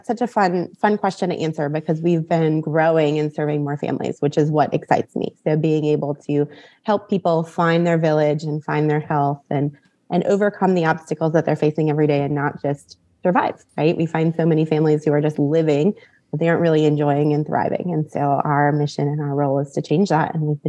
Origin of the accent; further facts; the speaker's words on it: just outside of Green Bay, Wisconsin, United States; now in Florida, United States; No, I grew up in Wisconsin.